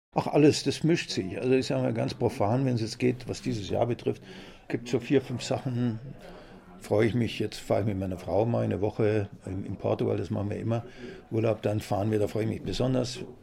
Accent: Munich, Bavaria, Germany; also born or lived in Augsburg / Mehring; Als Kind auch nach dem Krieg. Wir hatten kein Licht damals bei uns in der Wohnung in der Arnulfstraße

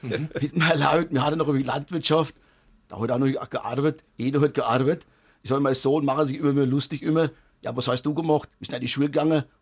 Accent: Bavaria, Germany; sind ja noch stolz darauf, dass wir noch Bayern sind. Drüben sind wir auch, wie gesagt, auch von unserem Dialekt stolz

